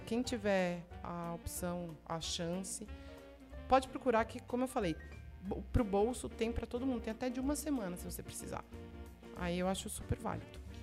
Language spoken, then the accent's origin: Portuguese; Brazil